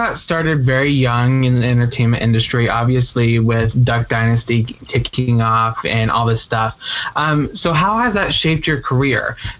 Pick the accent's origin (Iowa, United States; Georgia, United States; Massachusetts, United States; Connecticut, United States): Iowa, United States; I'm from Iowa